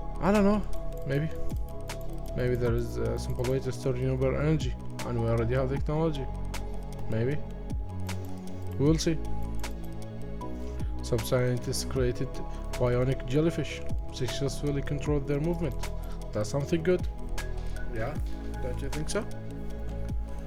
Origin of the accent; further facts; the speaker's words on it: Iraq; I'm from Iraq.